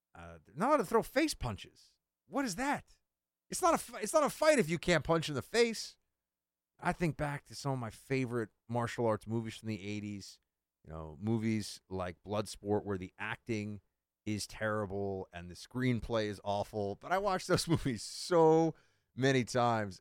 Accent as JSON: {"language": "English", "region": "New York", "country": "United States", "moved": "as an adult", "lives_now": "Washington, D.C., United States", "said": "coming as a New Yorker"}